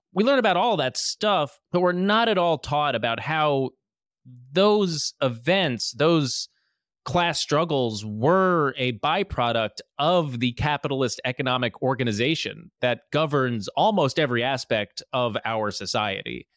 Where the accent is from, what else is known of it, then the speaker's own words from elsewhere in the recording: New Jersey, United States; moved away as an adult; now in New York, United States; I am from New Jersey